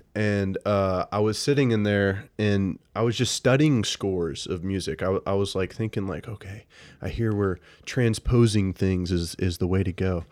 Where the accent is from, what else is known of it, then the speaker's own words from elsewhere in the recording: Birmingham, Alabama, United States; moved away as an adult; now in Athens, Georgia, United States; I'm from Birmingham